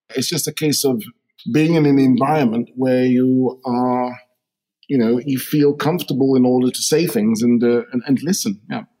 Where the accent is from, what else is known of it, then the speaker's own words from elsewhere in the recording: London, United Kingdom; I grew up in uh, firstly Shepherd's Bush, uh, West London